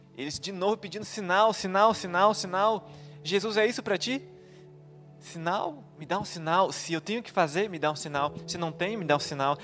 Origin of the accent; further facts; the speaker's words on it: São Leopoldo, Rio Grande do Sul, Brazil; moved away as an adult; Em 2014, eu saí de São Leopoldo